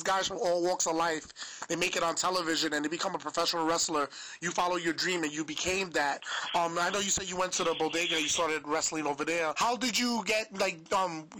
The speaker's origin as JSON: {"language": "English", "town": "New York City", "region": "New York", "country": "United States", "said": "I'm from Spanish Harlem"}